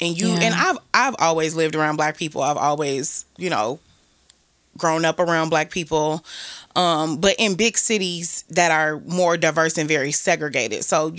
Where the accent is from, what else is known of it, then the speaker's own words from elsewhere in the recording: Chicago, Illinois, United States; also born or lived in Washington, D.C. / Atlanta; now in New York, United States; I live in New York. I would prefer to live in Atlanta, but I'm from Chicago.